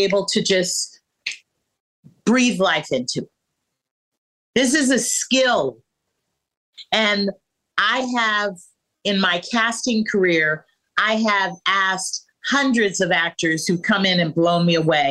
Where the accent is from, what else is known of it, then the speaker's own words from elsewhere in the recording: San Francisco, California, United States; growing up in San Francisco when I was 6 years old